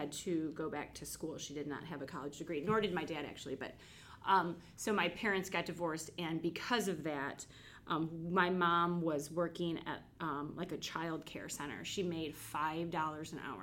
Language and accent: English; Birmingham, Michigan, United States; also born or lived in Rochester, Michigan; I grew up actually in Birmingham, Michigan, not Alabama